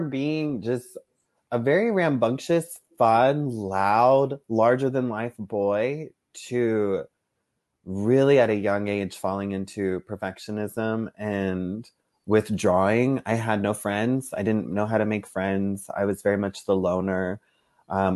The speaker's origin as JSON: {"language": "English", "region": "South Texas", "country": "United States", "tie": "born or raised there", "said": "I grew up in South Texas."}